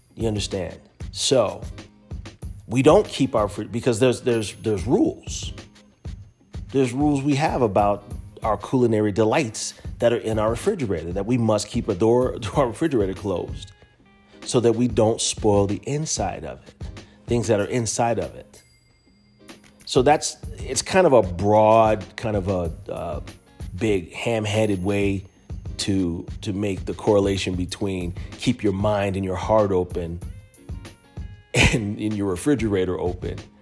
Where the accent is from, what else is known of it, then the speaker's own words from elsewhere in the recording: United States; as American descendants of slaves